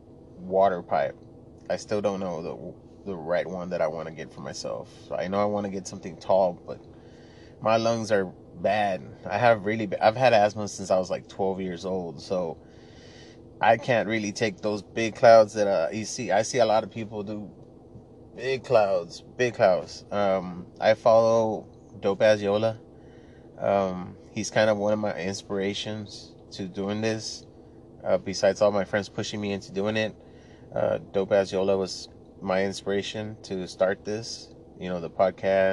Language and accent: English; Laredo, Texas, United States; English is a second language; I was born and raised in Laredo, Texas, I'm from a border town, so we spoke more Spanish than English